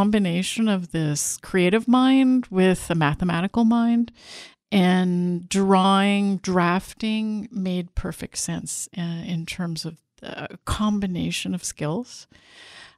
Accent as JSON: {"language": "English", "town": "Montreal", "region": "Quebec", "country": "Canada", "tie": "born or raised there", "moved": "yes", "lives_now": "San Diego, United States", "said": "So I grew up in Montreal, which is a really beautiful, kind of urbane European city"}